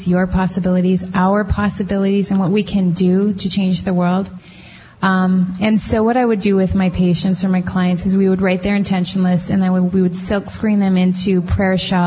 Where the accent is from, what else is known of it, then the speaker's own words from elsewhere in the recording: Canada; now in Minnesota, United States; I'm from Canada originally and living in Minnesota